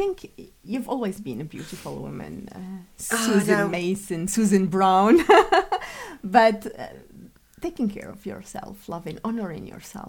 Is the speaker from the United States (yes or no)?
no; Algeria; I came from Algeria and you embraced me and my family and you flooded us with love and acceptance.